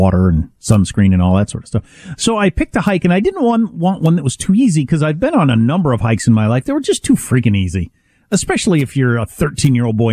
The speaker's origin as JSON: {"language": "English", "region": "Midwest", "country": "United States", "moved": "yes", "said": "I'm from the Midwest"}